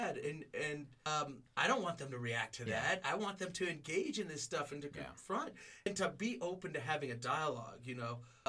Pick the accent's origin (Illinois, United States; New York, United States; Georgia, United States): Georgia, United States; now in Denver, United States; I grew up in the South.